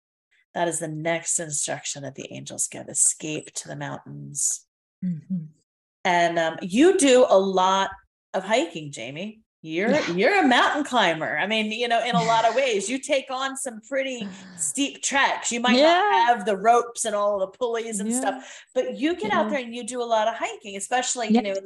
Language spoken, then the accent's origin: English; United Kingdom; now in United States; I felt like an alien in my own country because all of the verbiage I used was British. All of the products I used were British. I grew up over there.